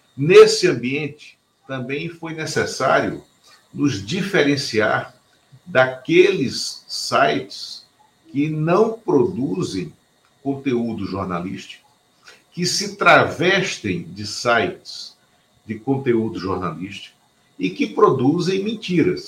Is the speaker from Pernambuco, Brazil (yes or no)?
yes; Pernambuco, Brazil; que nasce em Pernambuco, como eu